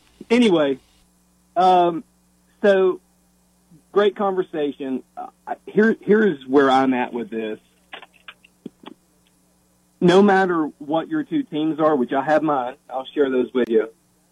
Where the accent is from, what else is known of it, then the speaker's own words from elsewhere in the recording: Tazewell, Tennessee, United States; growing up in Tazewell